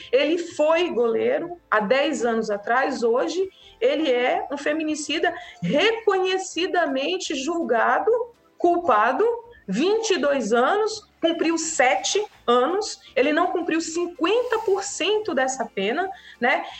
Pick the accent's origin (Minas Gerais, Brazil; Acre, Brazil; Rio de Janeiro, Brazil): Acre, Brazil; a gente, enquanto brasileiro, enquanto acriano